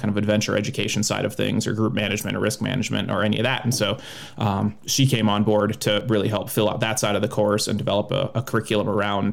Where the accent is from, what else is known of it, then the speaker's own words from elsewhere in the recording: Minnesota, United States; moved away; I grew up in Minnesota